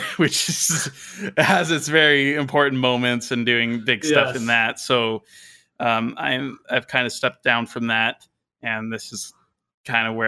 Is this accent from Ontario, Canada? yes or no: no; British Columbia, Canada; I am a Christian from British Columbia, Canada